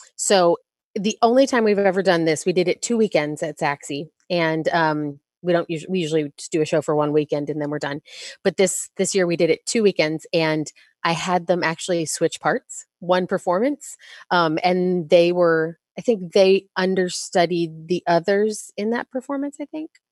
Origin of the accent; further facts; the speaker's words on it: Texas, United States; I grew up in Texas